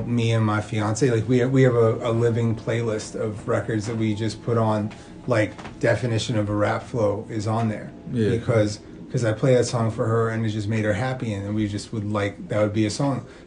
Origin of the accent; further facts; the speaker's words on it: New York City, New York, United States; I grew up near the Albee Square Mall.